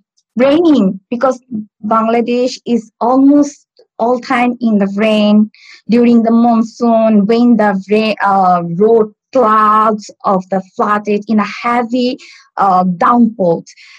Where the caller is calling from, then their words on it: Stockport, North West England, United Kingdom; I'm calling from, I live in Stockport.